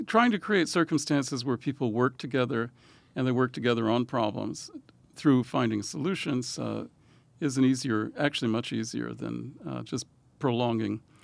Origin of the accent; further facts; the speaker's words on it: Louisiana, United States; moved away; also born or lived in Israel; I grew up in Louisiana